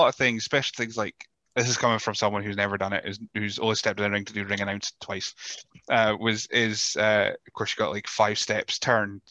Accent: Rothes, Scotland, United Kingdom; I grew up in Rothes and Elgin was the big city

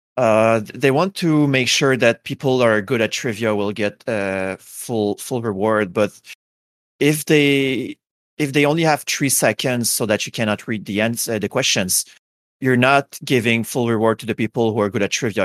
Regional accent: Quebec, Canada; English is a second language; I am from uh, Canada, uh, and more specifically, I'm from Quebec. So we're like the French people uh, from Canada. So yeah, I have a heavy accent

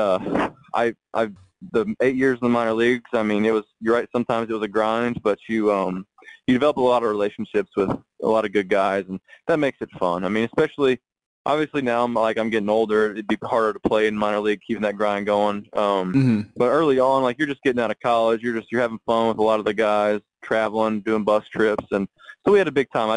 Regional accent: Tennessee, United States; I'm from Tennessee. We were close to, St. Louis is like Clark was right in the middle of St. Louis and Atlanta. So I went to a lot of Cardinal games growing up too

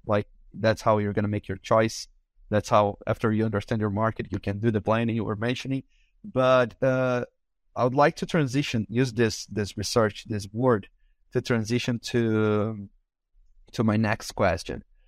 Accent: Brazil; first language Portuguese; English is a second language; I am from Brazil, so I also, my, you know, my language is Portuguese

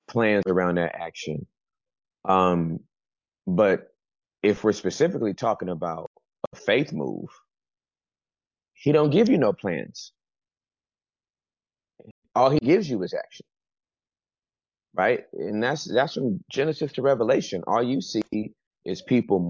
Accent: Inglewood, California, United States; moved away as an adult; now in Dallas, United States; I am from Inglewood, California, Southern California

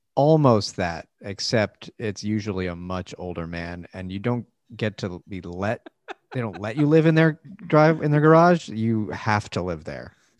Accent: New York, United States; Mike and I are from New York

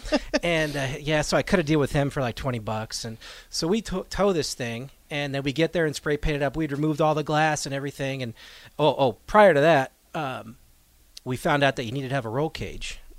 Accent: New England, United States; moved away; I grew up in New England

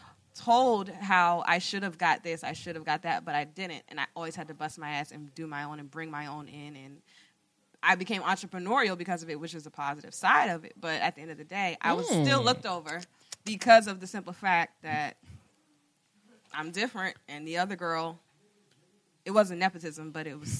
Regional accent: Germantown, Maryland, United States; I grew up in Germantown

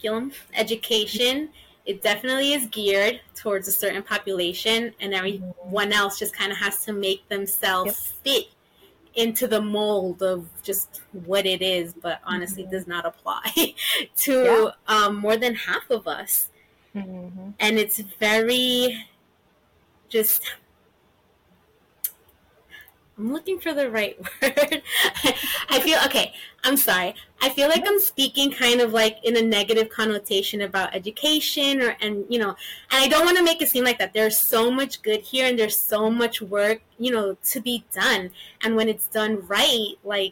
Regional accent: New York City, New York, United States; I'm from Brooklyn, Queens, New York.

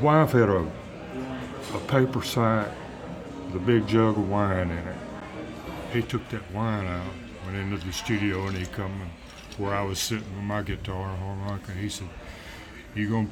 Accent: Louisiana, United States; also born or lived in Georgia; I lived on a cotton farm with my dad and mom and older brother and five sisters.

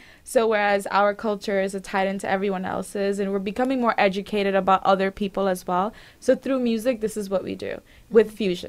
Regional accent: Bangladesh; moved away; we are from Bangladesh

